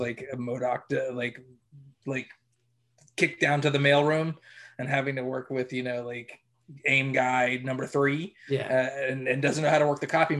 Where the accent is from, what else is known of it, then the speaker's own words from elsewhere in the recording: Middletown, New York, United States; Middletown. I'm from Middletown.